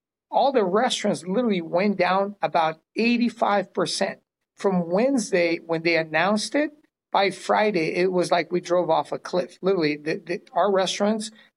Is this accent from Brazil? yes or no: yes; Brazil; now in California, United States; I am originally from Brazil, of all places. It's where my parents landed after World War II, opened one of the first Chinese restaurants in South America. And then we moved here in the early 70s.